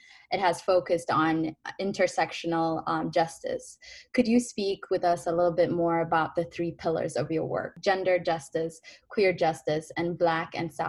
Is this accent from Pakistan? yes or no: no; Ethiopia; moved away; I'm originally from Ethiopia